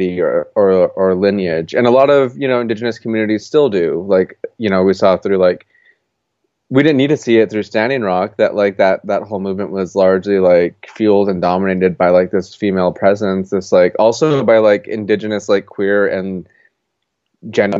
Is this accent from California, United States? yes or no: no; Gallup, New Mexico, United States; moved away as an adult; now in Portland, United States; I'm originally from Gallup, New Mexico. I grew up in Gallup for the first 18 years of my life